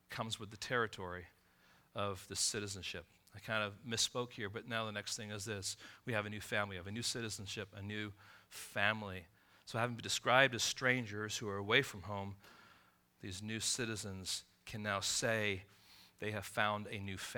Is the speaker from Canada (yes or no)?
no; Israel; born there; My mom is American, my dad was English. I was born in Israel.